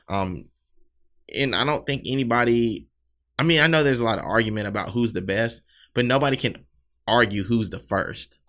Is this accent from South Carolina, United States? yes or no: yes; South Carolina, United States; now in Philadelphia, United States; I'm not originally from Philly. Um, definitely a Southern guy, Southern boy from South Carolina